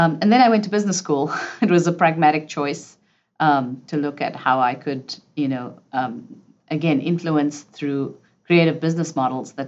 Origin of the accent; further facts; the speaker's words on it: South Africa; moved away; I grew up in South Africa under apartheid